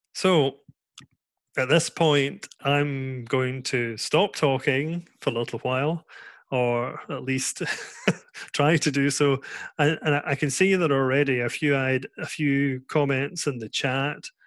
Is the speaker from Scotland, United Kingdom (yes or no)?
yes; Scotland, United Kingdom; now in Netherlands; I'm here in the Netherlands. I'm from Scotland.